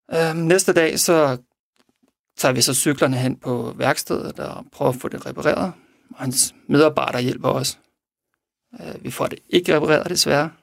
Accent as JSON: {"language": "Danish", "country": "Denmark", "said": "vi er fra Danmark"}